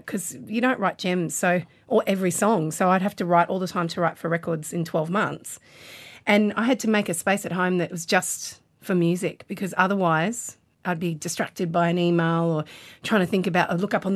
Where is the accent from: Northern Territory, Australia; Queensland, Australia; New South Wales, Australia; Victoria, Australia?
Queensland, Australia; I'm a Queenslander.